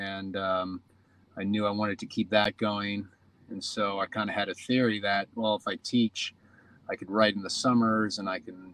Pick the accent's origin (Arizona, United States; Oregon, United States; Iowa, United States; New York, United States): New York, United States; moved away as an adult; also born or lived in Los Angeles; I grew up in New York.